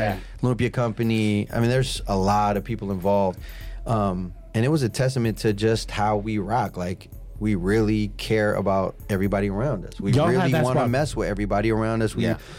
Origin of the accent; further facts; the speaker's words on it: the Bay Area, California, United States; growing up in the Bay